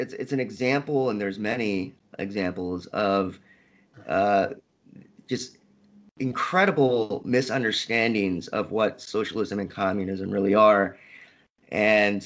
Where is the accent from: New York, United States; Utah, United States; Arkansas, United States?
Arkansas, United States; Little Rock; also born or lived in Havre, Montana; I grew up in Little Rock, Arkansas